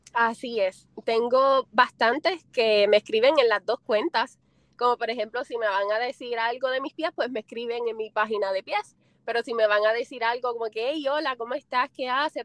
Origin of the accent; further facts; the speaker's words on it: Puerto Rico; soy puertorriqueña. No tengo el acento tan marcado como los de aquí, pero sí soy boricua.